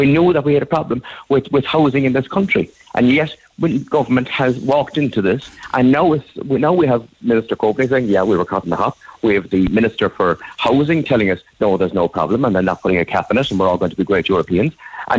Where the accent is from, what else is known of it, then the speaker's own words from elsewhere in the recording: Ireland; you're not going to eat the same food as Irish people. We have a particular palate, and we have a particular thing that we're used to.